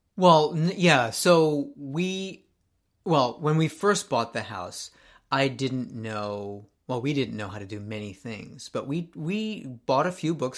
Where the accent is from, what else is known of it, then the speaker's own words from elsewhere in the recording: Japan; moved away; growing up in Japan